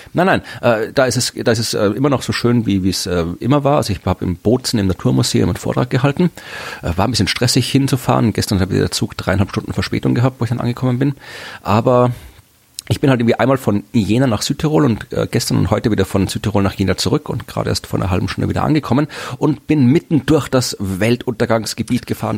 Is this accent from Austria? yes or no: yes; Austria; das machen wir Österreicher